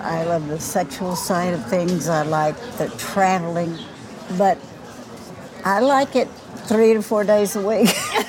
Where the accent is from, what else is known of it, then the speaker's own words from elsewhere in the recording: Dallas, Texas, United States; now in Venice Beach, United States; I'm a 71-year-old retiree. I live in Venice Beach, California, and I hail from Dallas, Texas.